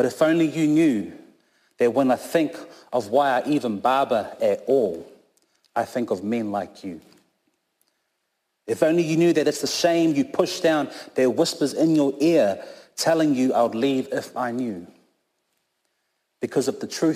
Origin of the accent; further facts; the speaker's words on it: Christchurch, Canterbury, New Zealand; also born or lived in Auckland, New Zealand; I was born in Tamaki Makaurau up in Auckland, but raised down here in Christchurch, Ōtautahi, since I've been here since I was three.